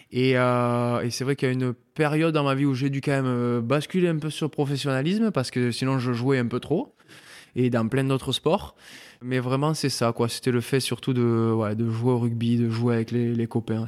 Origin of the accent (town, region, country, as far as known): Mont-de-Marsan, Nouvelle-Aquitaine, France; born or raised there; moved away as an adult; also born or lived in Argelès-Gazost / Pamiers; now in Bordeaux, France